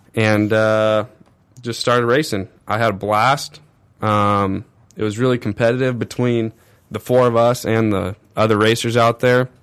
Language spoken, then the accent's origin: English; Corona, California, United States; also born or lived in Orange County, California; Lived full-time Corona, California